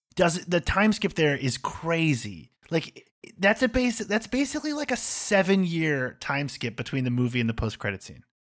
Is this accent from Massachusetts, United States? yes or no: yes; Massachusetts, United States; I'm a guy from Massachusetts with a beard